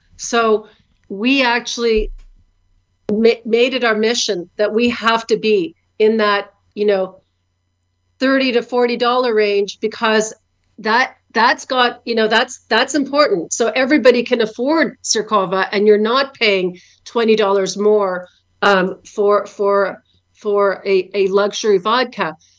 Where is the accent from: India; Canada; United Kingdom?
Canada; born or raised there; moved away as an adult; now in Ukraine